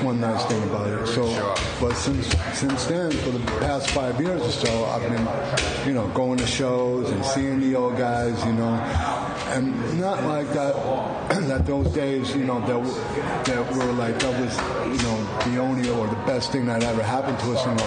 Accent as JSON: {"language": "English", "region": "New York", "country": "United States", "moved": "yes", "said": "I'm from New York."}